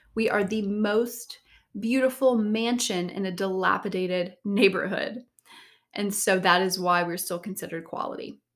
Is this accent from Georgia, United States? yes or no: yes; Savannah, Georgia, United States; moved away; I'm from Savannah, Georgia originally